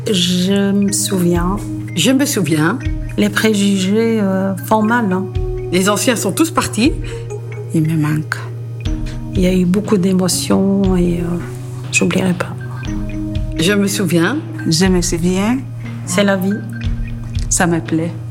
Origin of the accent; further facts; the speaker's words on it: Morocco; born there; Je suis née au Maroc et j'ai deux enfants et j'habite à Anderenveld.